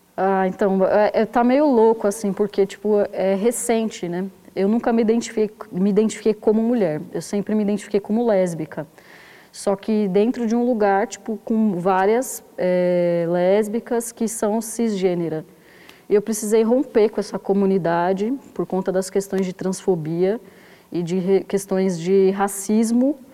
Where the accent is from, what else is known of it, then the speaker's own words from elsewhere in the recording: São Paulo, Brazil; eu nasci em 1990 na zona sul de São Paulo, no Jardim Ângela